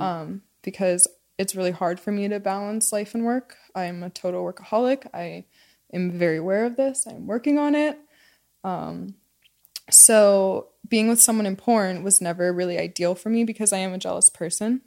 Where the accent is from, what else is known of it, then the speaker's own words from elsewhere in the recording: Pennsylvania, United States; moved away; I grew up in Pennsylvania